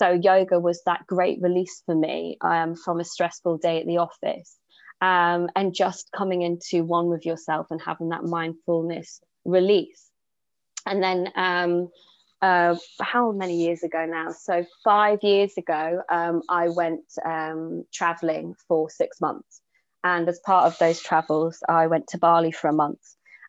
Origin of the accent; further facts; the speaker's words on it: Newcastle, North East England, United Kingdom; accent: Geordie; now in Jersey; So I'm not actually from Jersey, I'm from Newcastle, but lacking the Geordie accent now. But I've been here for 15 years.